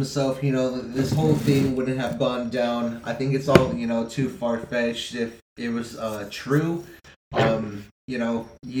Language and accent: English; Downey, California, United States; now in Norwalk, United States; Born in Downey.